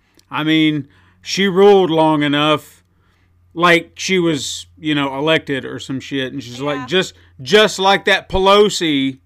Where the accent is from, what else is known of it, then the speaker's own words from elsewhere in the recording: United States; I am an American.